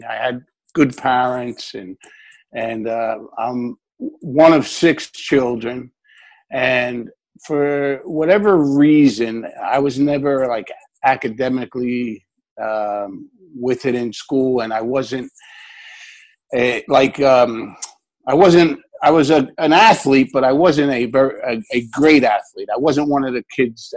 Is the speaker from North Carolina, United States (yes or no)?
no; Newark, New Jersey, United States; I lived in Newark, New Jersey